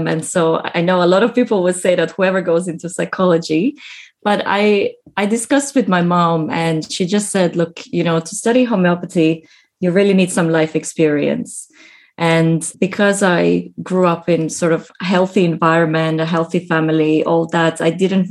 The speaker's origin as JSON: {"language": "English", "country": "Estonia", "tie": "born or raised there", "moved": "yes", "lives_now": "Sydney, Australia", "said": "I was born in Estonia"}